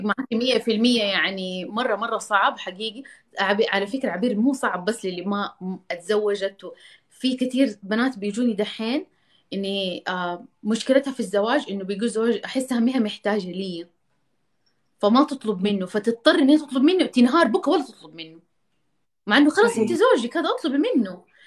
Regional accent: Jeddah, Makkah Province, Saudi Arabia; انا عشان من جده

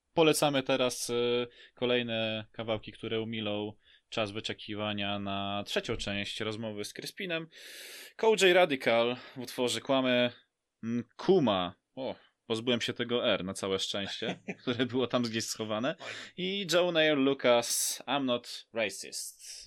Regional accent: Lublin, Lublin Voivodeship, Poland; also born or lived in Bychawa / Wola Gałęzowska; wcześniej mieszkałem w takiej małej wsi Wola Gałęzowska koło Bychawy, bo w Bychawie się urodziłem

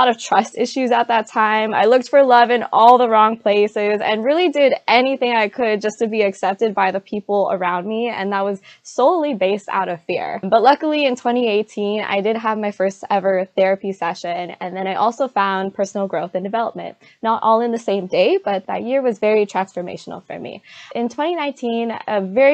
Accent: San Diego, California, United States; I'm from San Diego, California.

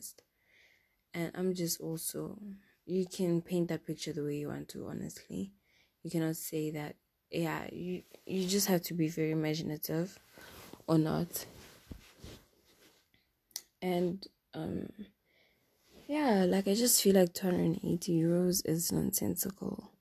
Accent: South Africa; English is a second language; moved away as an adult; now in Europe; I'm from South Africa

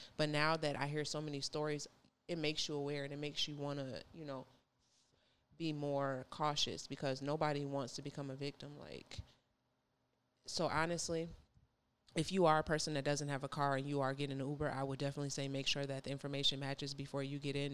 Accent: Minnesota, United States; moved away as an adult; now in Georgia, United States; I moved from, I'm from Minnesota

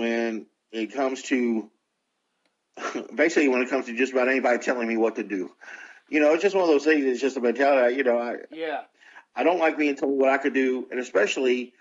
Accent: United States; I'm an American

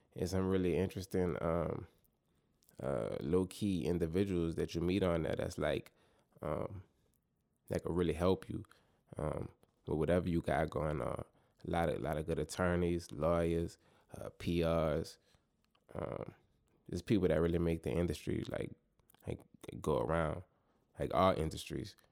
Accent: New Orleans, Louisiana, United States; my hometown city, New Orleans

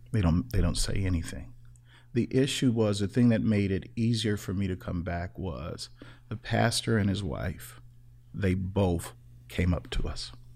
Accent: Chicago, Illinois, United States; Growing up in Chicago, I interacted with all kinds of people

